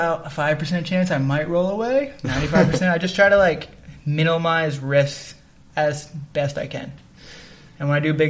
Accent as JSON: {"language": "English", "town": "Toms River", "region": "New Jersey", "country": "United States", "said": "I'm from Toms River, so to me this is like a bigger thing, and I like it."}